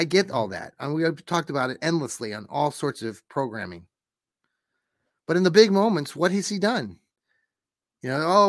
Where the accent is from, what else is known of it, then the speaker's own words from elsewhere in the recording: Worcester, Massachusetts, United States; I grew up there in Worcester and, it would take a lot more snow than just that to, have us cancel school, but they canceled it.